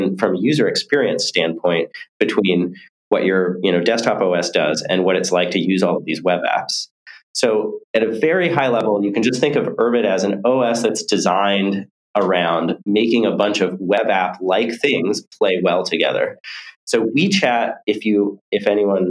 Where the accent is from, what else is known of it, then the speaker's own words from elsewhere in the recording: near Silicon Valley, California, United States; I grew up near Silicon Valley, kind of in the middle of nowhere